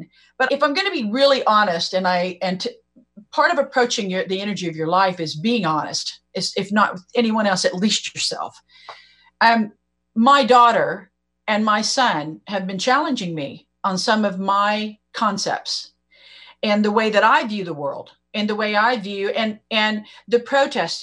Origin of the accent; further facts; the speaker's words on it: Oklahoma, United States; I'm from Oklahoma